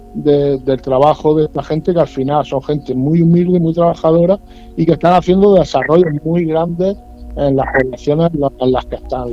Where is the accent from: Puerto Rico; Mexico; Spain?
Spain; si con eso soy menos español